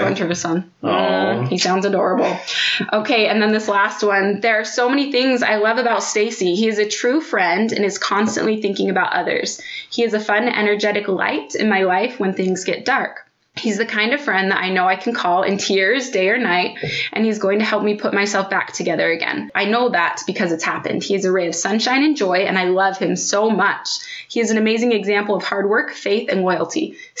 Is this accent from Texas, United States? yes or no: yes; Texas, United States; He'll joke it's some form of Texan hospitality that's been instilled in him, but I grew up in Texas too